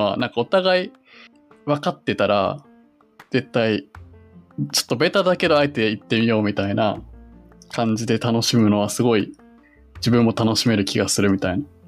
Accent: Yokohama, Kanagawa, Japan; born or raised there

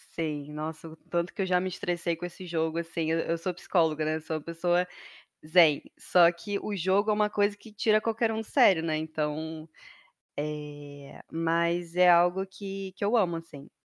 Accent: Rio de Janeiro, Brazil; moro no Rio de Janeiro, desde que eu nasci sou carioca, né? Raiz.

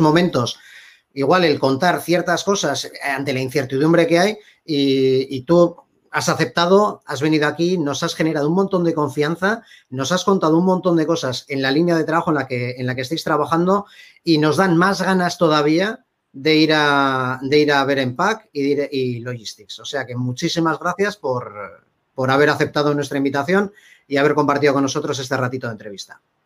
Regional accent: Bilbao, Basque Country, Spain; yo soy de Bilbao

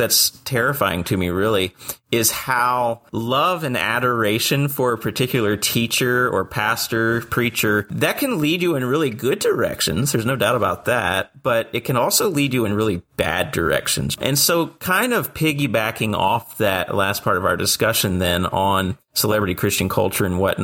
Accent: near Liberty University, Virginia, United States; I grew up with as a young believer growing up near Liberty University

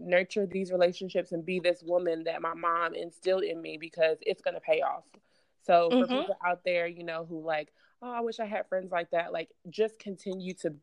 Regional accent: New York City, New York, United States; now in Charlotte, United States; I'm originally from Brooklyn, New York. So I'm a New Yorker.

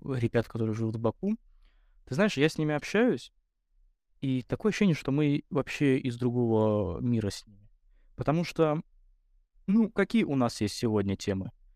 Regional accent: Russia; я рос в России

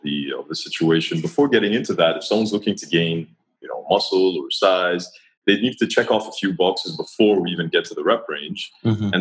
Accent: Dubai, United Arab Emirates; also born or lived in Montreal, Canada; I grew up in Dubai.

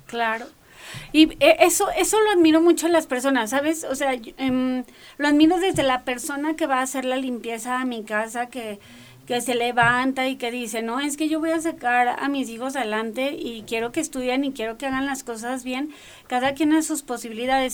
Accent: northern Mexico, Mexico; accent: norteña; decían que yo hablaba muy norteña

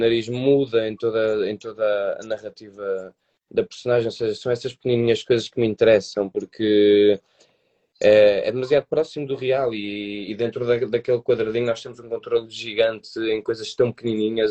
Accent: Porto, Norte, Portugal; fazíamos teatro num grupo comunitário aqui da cidade do Porto, porque eu sou do Porto

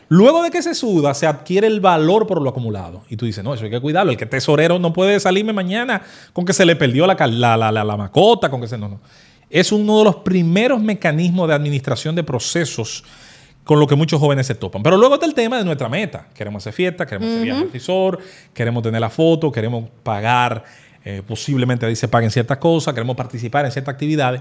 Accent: Azua de Compostela, Azua, Dominican Republic; mi pueblo, de Azua Compostela

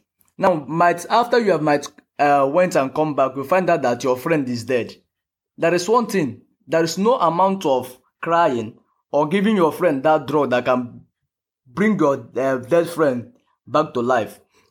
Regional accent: Imo, Nigeria; now in Anambra State, Nigeria; I'm from Imo State, and Imo State is in eastern Nigeria. But I reside in Anambra State, and Anambra State is also in eastern Nigeria.

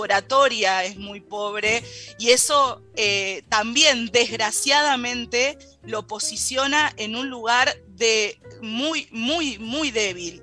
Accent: Argentina; Para nosotros como argentinos

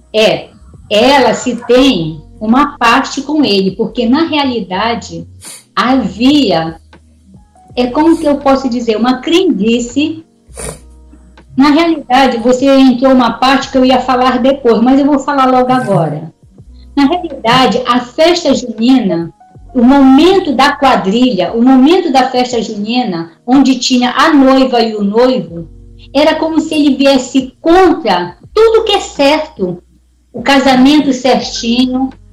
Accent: Pará, Brazil; moved away; Eu não vim do Nordeste, eu vim do Norte

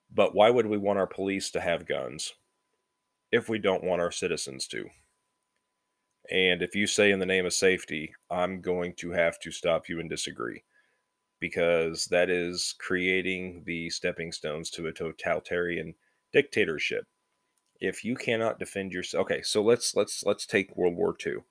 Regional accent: United States; We're American

